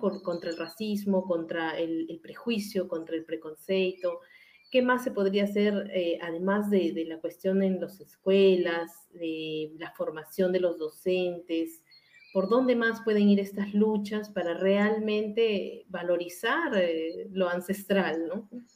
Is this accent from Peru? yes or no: yes; Peru; moved away; yo soy peruana